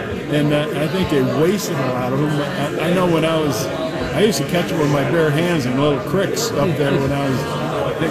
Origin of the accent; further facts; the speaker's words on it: United States; I grew up steelhead fishing on the Burrow River up in runs into Lake Superior.